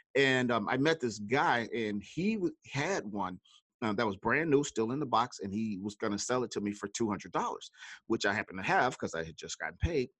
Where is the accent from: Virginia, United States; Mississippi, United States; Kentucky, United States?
Mississippi, United States; now in Chicago, United States; I was actually born in Mississippi, that great state with the, uh, a bunch of S's